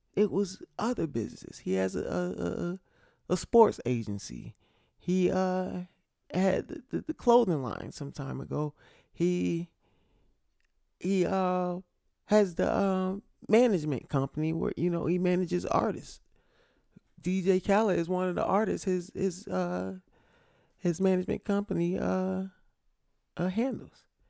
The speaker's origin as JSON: {"language": "English", "region": "Connecticut", "country": "United States", "said": "I'm from Connecticut."}